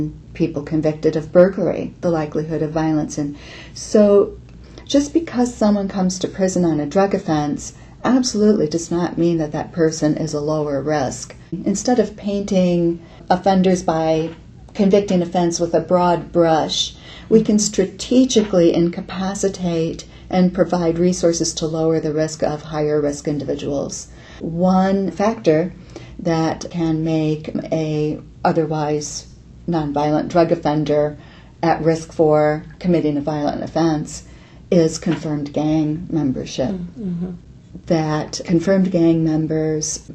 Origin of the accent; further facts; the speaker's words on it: Illinois, United States; now in Iowa, United States; I grew up in Illinois.